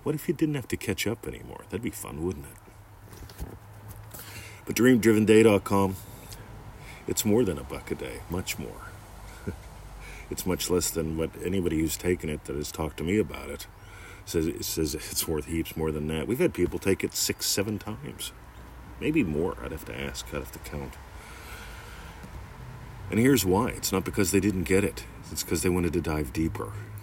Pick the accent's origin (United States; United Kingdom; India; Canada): United States; near Pittsburgh, Pennsylvania; now in Melbourne, Australia; I grew up near Pittsburgh